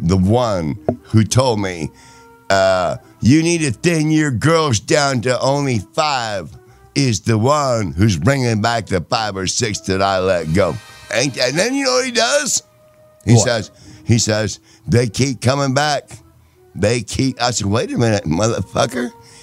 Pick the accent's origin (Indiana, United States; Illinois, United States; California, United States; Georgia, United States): Indiana, United States; I'm from Indiana, and my fucking snatch is burning.